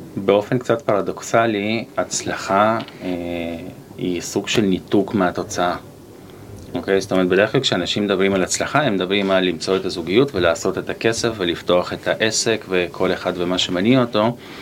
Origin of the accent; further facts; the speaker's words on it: Haifa, Haifa District, Israel; גדלתי בשכונה בעייתית, בחיפה